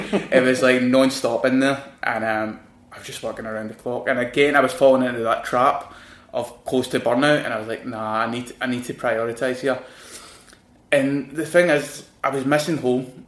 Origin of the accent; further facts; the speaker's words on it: Glasgow, Scotland, United Kingdom; accent: Scottish; moved away as an adult; also born or lived in London; my accent, I know I'm from Glasgow